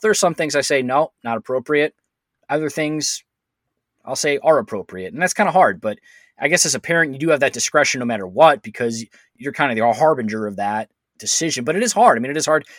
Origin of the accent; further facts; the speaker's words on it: Cleveland, Ohio, United States; I grew up in Cleveland